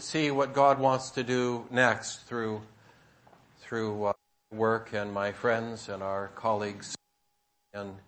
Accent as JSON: {"language": "English", "area": "San Francisco Bay Area", "region": "California", "country": "United States", "also_born_or_lived": "Turkey", "said": "I'm from the San Francisco Bay Area"}